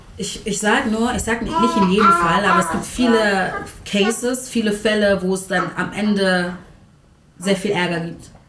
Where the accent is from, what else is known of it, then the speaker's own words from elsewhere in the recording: Berlin, Germany; wir sind Berliner